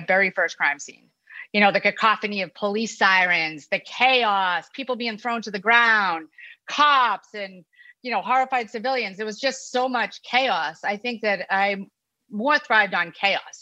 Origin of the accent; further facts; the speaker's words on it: Boston, Massachusetts, United States; the Boston Globe, my hometown newspaper